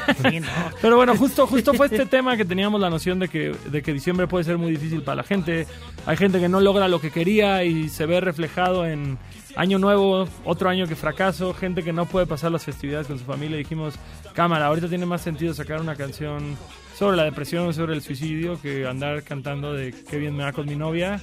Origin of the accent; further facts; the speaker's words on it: Cancún, Quintana Roo, Mexico; yo soy de Cancún